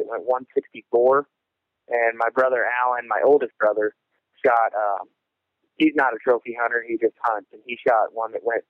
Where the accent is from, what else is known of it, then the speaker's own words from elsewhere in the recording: Iowa, United States; now in Ottawa, United States; Well, I was born and raised in Western Iowa. I live in Ottawa, Iowa now, just about an hour south of Sioux City, hour north of Omaha.